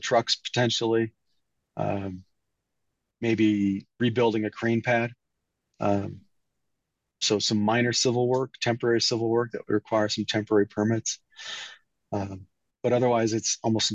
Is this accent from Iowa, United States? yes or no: yes; Iowa, United States; moved away; my home state, which is Iowa